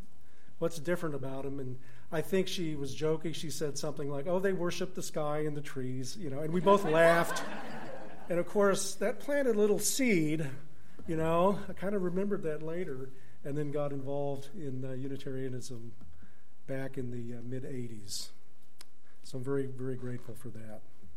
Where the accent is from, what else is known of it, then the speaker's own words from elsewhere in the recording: Tulsa, Oklahoma, United States; I grew up in Tulsa. I don't know if any of you knew my parents. They were here for 50 years or so.